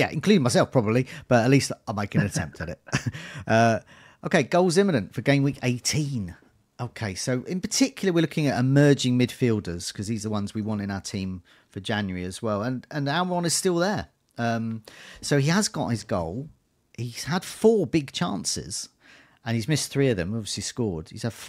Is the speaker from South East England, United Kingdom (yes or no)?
yes; Brighton, South East England, United Kingdom; I'm from Brighton, and as people might know, I have difficulty with some consonants sometimes, and we like our vowels and not so keen on consonants.